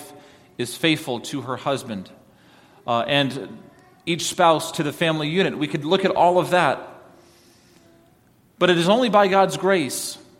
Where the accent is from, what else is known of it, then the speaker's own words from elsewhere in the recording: New York, United States; moved away; I grew up in New York